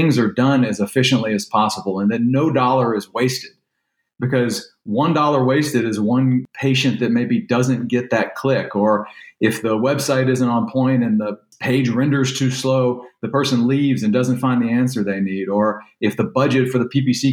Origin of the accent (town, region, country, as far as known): Louisiana, United States; born or raised there; now in Texas, United States